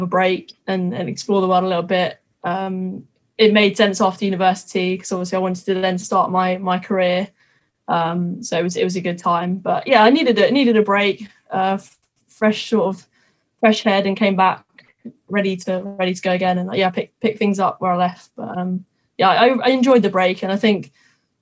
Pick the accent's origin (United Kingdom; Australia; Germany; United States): United Kingdom; Twickenham, London; I'm from Twickenham. I literally have been brought up, born and bred rugby, really